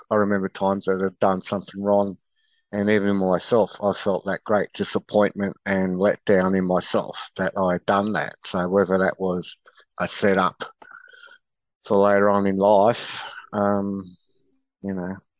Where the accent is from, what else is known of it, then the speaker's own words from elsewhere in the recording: Sydney, New South Wales, Australia; growing up in Sydney, you know, you always had these sporting clubs